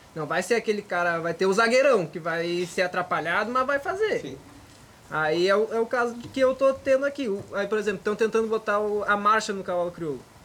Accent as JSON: {"language": "Portuguese", "area": "Gaúcho", "region": "Rio Grande do Sul", "country": "Brazil", "moved": "yes", "said": "hoje eu sou conhecido como gaúcho que trabalha com os cavalos aqui"}